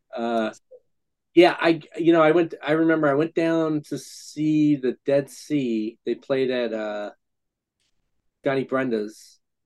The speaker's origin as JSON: {"language": "English", "town": "Scranton", "region": "Pennsylvania", "country": "United States", "tie": "born or raised there", "said": "growing up in Scranton, we're basically two hours from Philly, two hours from New York."}